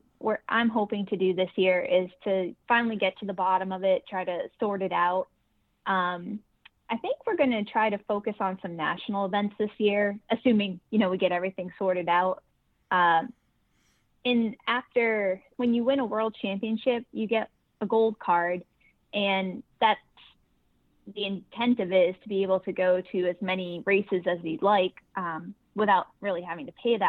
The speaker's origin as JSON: {"language": "English", "region": "Massachusetts", "country": "United States", "said": "I'm from Massachusetts, so I'm sitting in Massachusetts right now where it's about 7 degrees"}